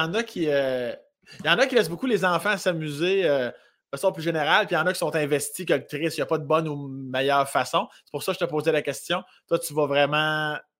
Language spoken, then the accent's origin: French; Laurier-Station, Quebec, Canada; now in Montreal, Canada; Je viens de Laurier Station, sur la rive sud de Québec, à 25 minutes de Lévis à peu près